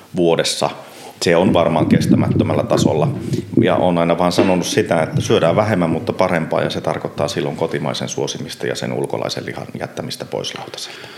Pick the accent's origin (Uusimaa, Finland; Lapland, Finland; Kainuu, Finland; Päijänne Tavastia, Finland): Kainuu, Finland; Puolanka; also born or lived in Enontekiö; now in Inari, Finland; siellä lapsuudessa itsellä, nyt kun Puolangalla on, hmm. on varttunut